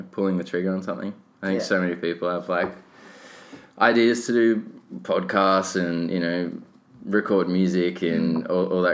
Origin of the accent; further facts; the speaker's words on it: Gold Coast, Queensland, Australia; moved away as an adult; also born or lived in Adelaide; now in Sydney, Australia; I moved to the Gold Coast from Adelaide when I was, what, 8?